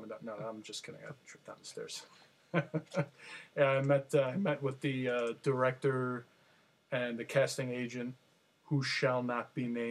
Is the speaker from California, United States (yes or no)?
no; Jersey City, New Jersey, United States; I grew up in Jersey City